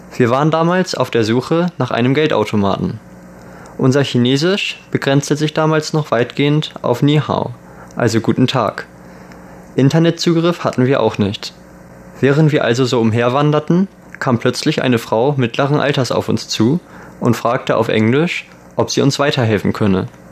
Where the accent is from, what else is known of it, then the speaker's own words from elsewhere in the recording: Germany; moved away as an adult; now in Taiwan; als Deutscher